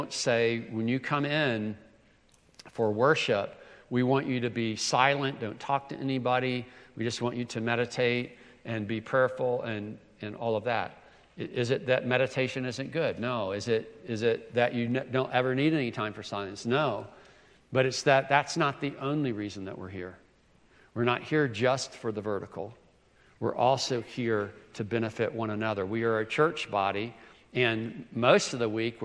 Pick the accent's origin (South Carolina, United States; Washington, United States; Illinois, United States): South Carolina, United States; I'm from South Carolina, the first state to secede from the Union